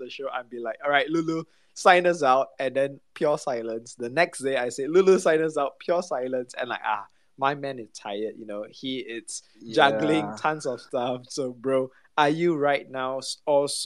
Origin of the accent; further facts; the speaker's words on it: Malaysia; me and Maeve itself, we come from Malaysia